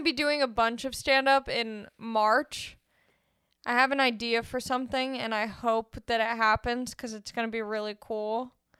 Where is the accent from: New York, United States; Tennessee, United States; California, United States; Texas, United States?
California, United States; Los Angeles